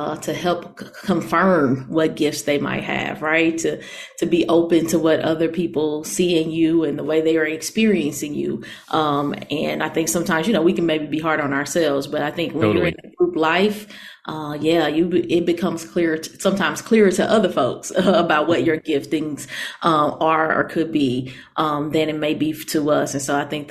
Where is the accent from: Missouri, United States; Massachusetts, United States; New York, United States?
Missouri, United States; St. Louis; moved away; I'm in St. Louis, Missouri, my hometown. And I've been back in St. Louis for about 3 years